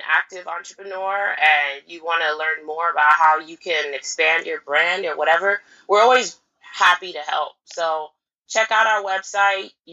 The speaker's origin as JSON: {"language": "English", "region": "California", "country": "United States", "said": "so I'm from California, but I want to go to Ghana this summer and do the entrepreneurship."}